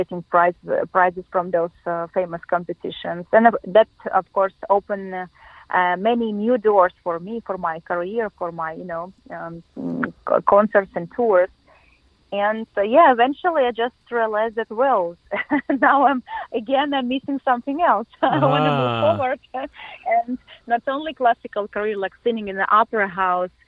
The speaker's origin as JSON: {"language": "English", "region": "Siberia", "country": "Russia", "tie": "born or raised there", "also_born_or_lived": "Moscow, Russia / Las Vegas, United States / New York, United States", "moved": "as an adult", "lives_now": "Los Angeles, United States", "said": "I was born in Siberia, Russia, in a very, very small town"}